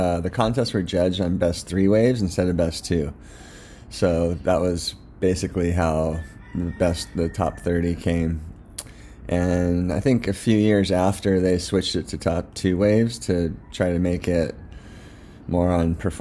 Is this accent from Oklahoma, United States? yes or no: no; San Clemente, California, United States; now in North Shore, Hawaii, United States; I grew up in San Clemente, California, and it was a really cool place to grow up